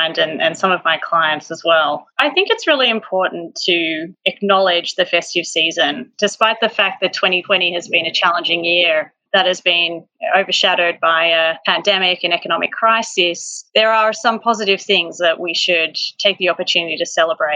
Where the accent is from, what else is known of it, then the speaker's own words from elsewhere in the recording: Australia; as an Australian